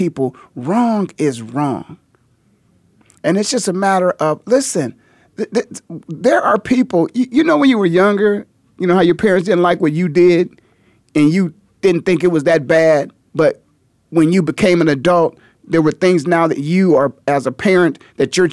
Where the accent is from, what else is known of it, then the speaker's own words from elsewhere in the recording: Canton, Ohio, United States; born and raised in Canton, Ohio, the Hall of Fame city